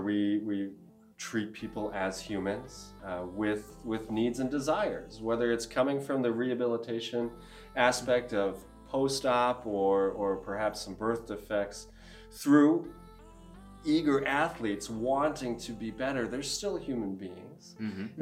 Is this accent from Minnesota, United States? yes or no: yes; Duluth, Minnesota, United States; I'm also from Duluth, born and raised here